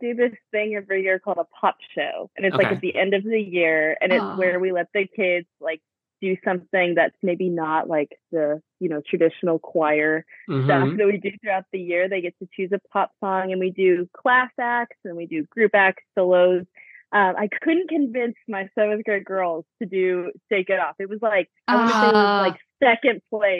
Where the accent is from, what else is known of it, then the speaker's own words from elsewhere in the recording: Houston, Texas, United States; So like you said, I'm from Houston, Texas, born and raised, if you could not tell from my accent.